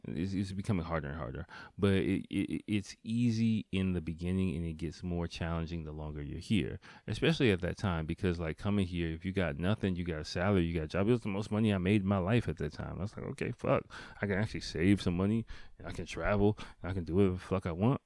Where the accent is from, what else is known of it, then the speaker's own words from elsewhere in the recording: Washington, District of Columbia, United States; moved away as an adult; now in Japan; in Washington, D C, like my hometown.